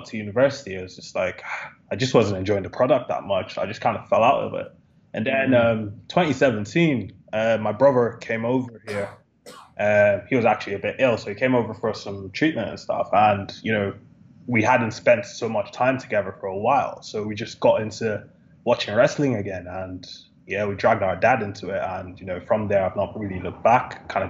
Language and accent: English; Nigeria; moved away as an adult; now in United Kingdom; I grew up in Nigeria, where I was born.